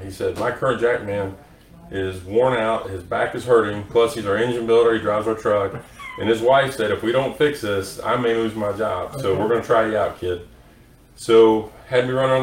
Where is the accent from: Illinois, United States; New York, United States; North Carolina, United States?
North Carolina, United States; Charlotte; Growing up in Charlotte, when you change high school